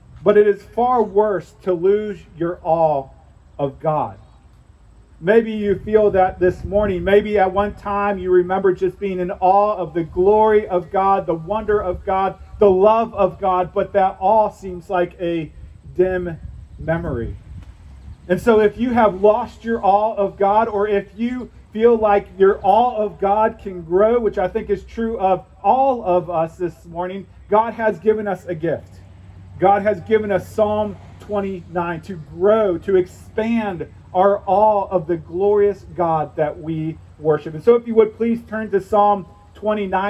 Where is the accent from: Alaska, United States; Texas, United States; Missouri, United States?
Missouri, United States; St. Louis; moved away; I grew up in St. Louis, Missouri